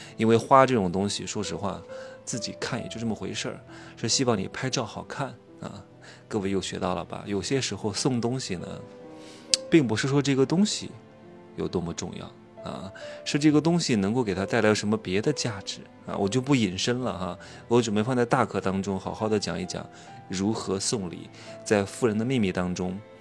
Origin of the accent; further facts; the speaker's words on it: Wuhu, Anhui, China; now in Chengdu, China; 明天就回成都了，我老家是芜湖的